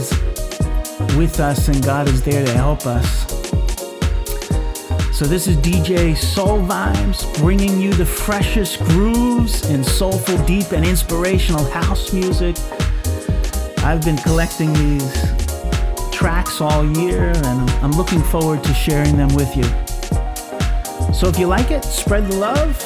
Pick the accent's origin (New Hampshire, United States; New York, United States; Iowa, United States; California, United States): New York, United States; Long Island; now in Brisbane, Australia; When I was a kid growing up on Long Island, New York